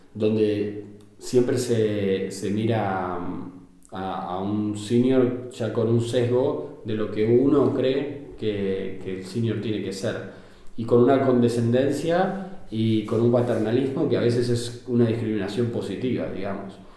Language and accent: Spanish; Argentina; moved away as an adult; now in Barcelona, Spain; yo soy argentino.